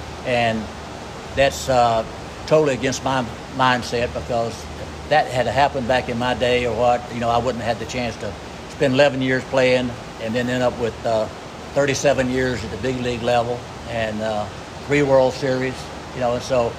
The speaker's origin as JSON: {"language": "English", "town": "Houston", "region": "Texas", "country": "United States", "tie": "born or raised there", "said": "growing up in Houston, that's where all my career started."}